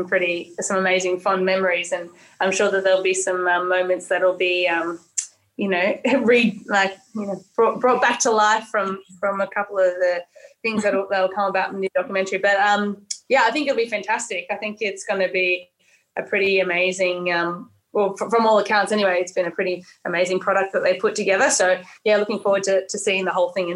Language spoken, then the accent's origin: English; New South Wales, Australia; also born or lived in Tasmania; I am from New South Wales